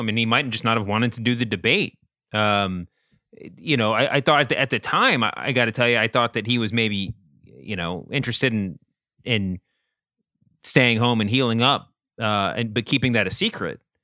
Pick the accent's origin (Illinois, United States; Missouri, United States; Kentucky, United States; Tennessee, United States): Kentucky, United States; Louisville; Born and raised in Louisville, Kentucky, and my dad was Mitch McConnell's pastor of record for a long time